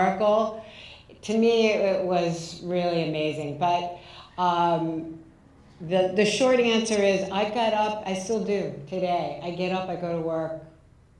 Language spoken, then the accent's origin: English; Southern California, United States; moved away; also born or lived in New York City; I grew up in Southern California. I lived in New York City